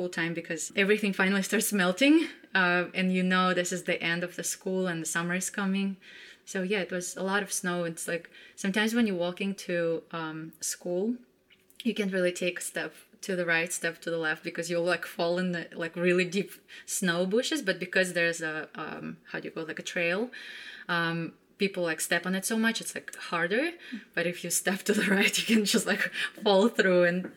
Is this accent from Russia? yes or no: yes; Nefteyugansk, Khanty-Mansi Autonomous Okrug, Russia; moved away; I grew up in Siberia, in a very small town. It's kind of like if you look at Russia and just like poke right in, like in the middle, that's where my town was. It's called Neftyugansk.